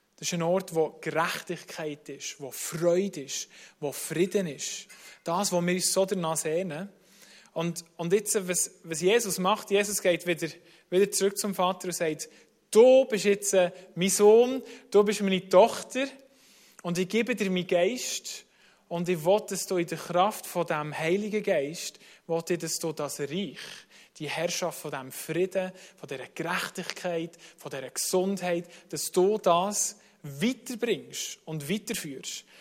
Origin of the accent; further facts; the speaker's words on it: Bern, Switzerland; accent: Bernese German; also born or lived in United States / Germany; Ich bin in Amerika auf die Welt gekommen, dort aufgewachsen, acht Jahre, und dann, äh, meine Mutter Schweizerin, und dann in die Schweiz gekommen.